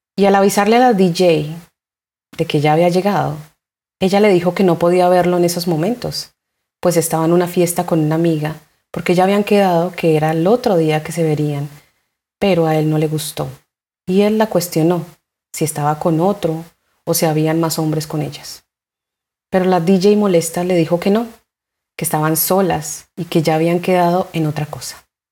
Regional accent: Colombia

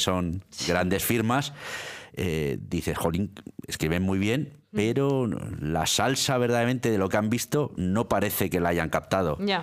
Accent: Milan, Lombardy, Italy; now in Spain; Yo nací en Milán, nací en Italia

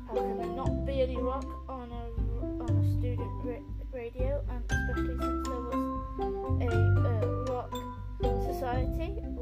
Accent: West Midlands, United Kingdom; I am 22. I am from the West Midlands in the UK.

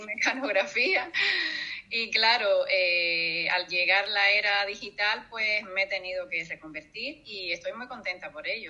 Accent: Cuba; moved away as an adult; also born or lived in Iceland; now in Gran Canaria, Spain; yo nací en Cuba eh, hace ya 50, casi 52 años

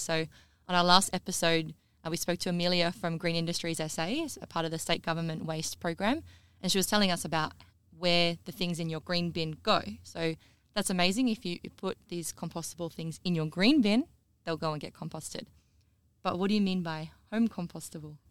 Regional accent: South Australia, Australia; also born or lived in Queensland; I'm from South Australia

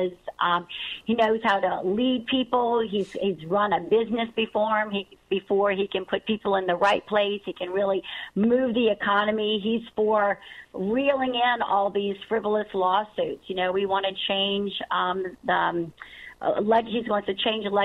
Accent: Terrebonne Parish, Louisiana, United States; I'm from Terrebonne Parish, and we know here in the South

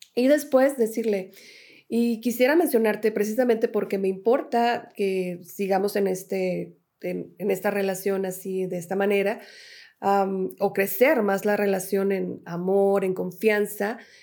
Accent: Mexico; yo me regreso a México

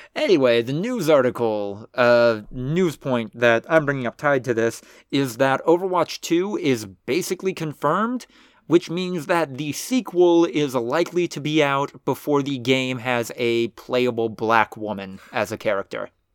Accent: United States; as an American

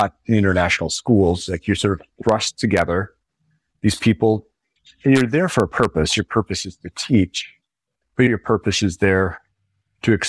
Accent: Spokane, Washington, United States; moved away as an adult; very happy as a teen and growing up in Spokane, Washington

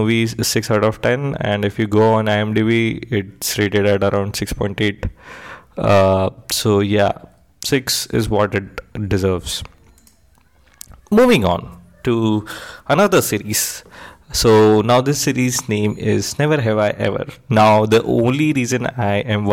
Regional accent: India; me being Indian

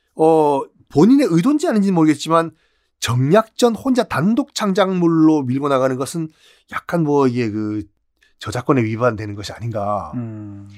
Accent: Busan, South Korea; 고향은 부산이지만

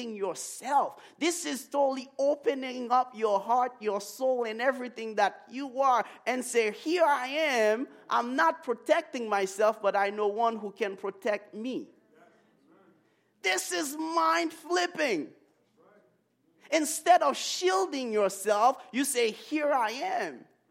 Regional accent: Haiti; moved away; I grew up in Haiti

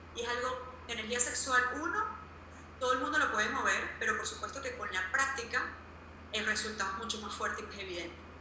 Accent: Venezuela; now in Tulum, Mexico; yo vengo de Venezuela, una familia muy tradicional

